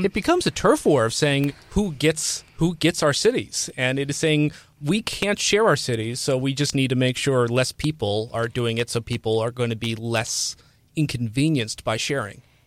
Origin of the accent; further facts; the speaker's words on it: Cincinnati, Ohio, United States; moved away; I'm from Cincinnati